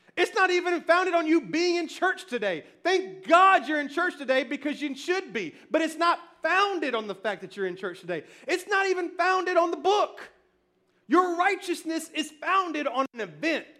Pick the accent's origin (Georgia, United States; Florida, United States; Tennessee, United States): Tennessee, United States; Memphis; I was born and raised in Memphis